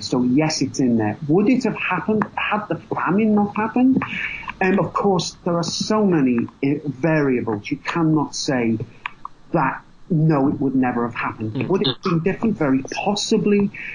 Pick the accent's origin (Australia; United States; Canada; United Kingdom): United Kingdom; England; I have Irish blood, I am English